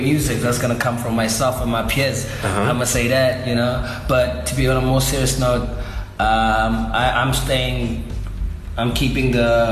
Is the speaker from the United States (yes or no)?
no; Cape Town, Western Cape, South Africa; also born or lived in southern suburbs, Cape Town / Blue Downs, Cape Town; I come from Kukuletu. I live in Blue Downs now, but I was born in Kukuletu. I went to school in the southern suburbs